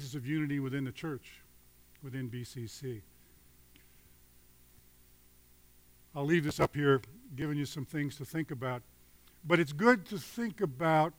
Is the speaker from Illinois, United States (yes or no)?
yes; Chicago, Illinois, United States; I'm from Chicago.